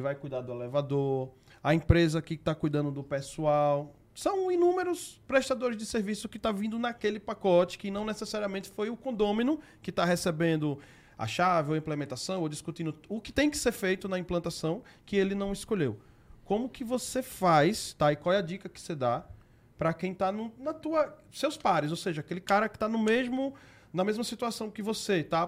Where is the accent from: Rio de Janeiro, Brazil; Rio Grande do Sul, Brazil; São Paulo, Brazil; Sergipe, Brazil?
Sergipe, Brazil; Aracaju; Sou do Nordeste, para quem não sabe, lá de Aracaju